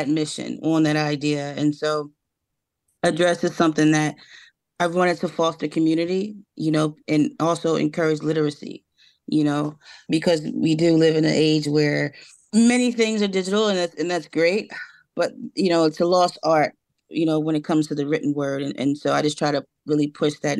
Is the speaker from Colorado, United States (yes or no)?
no; Philadelphia, Pennsylvania, United States; particularly North Philadelphia, my hometown